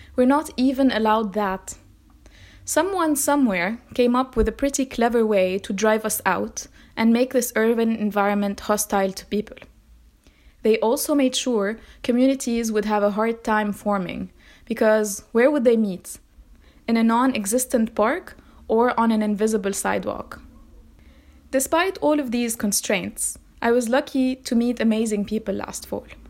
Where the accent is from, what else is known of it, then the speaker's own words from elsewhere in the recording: Metn, Mount Lebanon, Lebanon; My hometown, the one I've lived in for more than twenty years